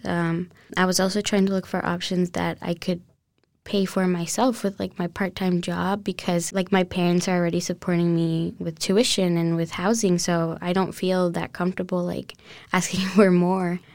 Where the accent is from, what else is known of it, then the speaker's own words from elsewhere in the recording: Colombia; English is a second language; now in United States; growing up in Colombia, I went to a French school, uh, from when I was really little.